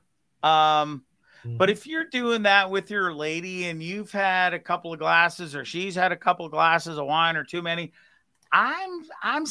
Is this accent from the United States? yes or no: no; Canada; I was born in Canada, so I've got like that mix of my parents came here, I don't know, 2 years and then I was born